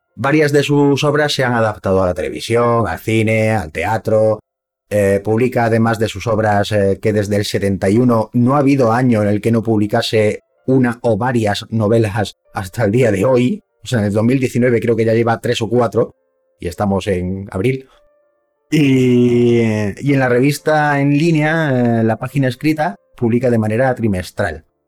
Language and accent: Spanish; Córdoba, Andalusia, Spain; now in Madrid, Spain; yo soy de Córdoba